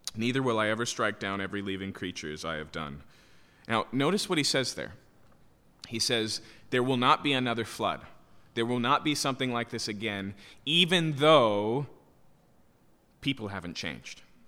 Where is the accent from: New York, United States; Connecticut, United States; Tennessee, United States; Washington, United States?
Washington, United States; Yakima; When I was a kid, I grew up in Yakima, so farms are, are prevalent there